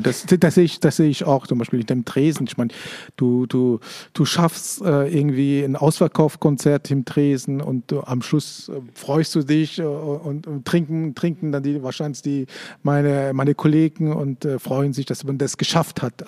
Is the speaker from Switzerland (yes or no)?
yes; Switzerland; ich bin Schweizer